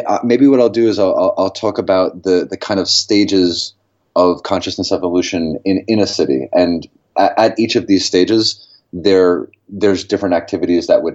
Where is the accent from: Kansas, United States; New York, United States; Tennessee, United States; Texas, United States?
New York, United States; New York City; moved away; I'm from New York City